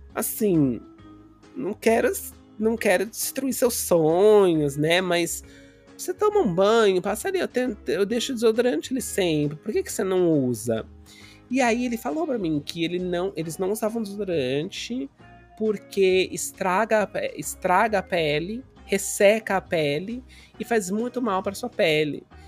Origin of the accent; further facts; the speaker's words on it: Brazil; moved away; also born or lived in Angola; os brasileiros, sendo brasileiros